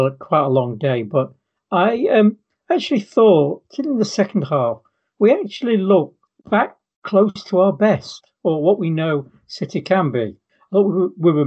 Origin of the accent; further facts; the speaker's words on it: England, United Kingdom; being English